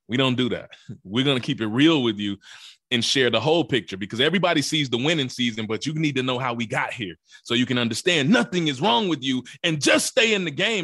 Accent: Mississippi, United States; also born or lived in Memphis, Tennessee; But I'm from Mississippi. I was born in Memphis, Tennessee, raised in Mississippi

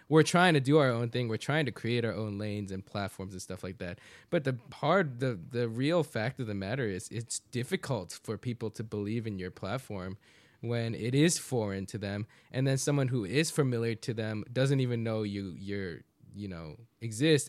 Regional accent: United States; people like me speaking English, speaking Korean, growing up in Korean culture, but born in the States

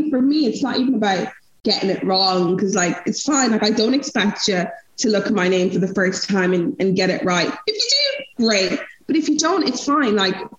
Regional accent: Nigeria; now in Europe; But I think as a Nigerian woman, names are so important

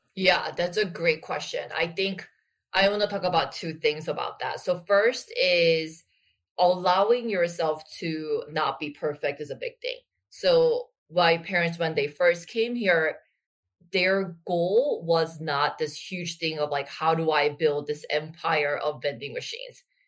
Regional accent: Busan, South Korea; I actually grew up in Busan

